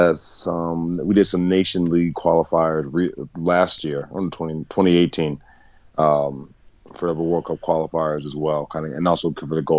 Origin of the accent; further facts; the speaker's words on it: Delaware, United States; moved back to Delaware, where I'm originally from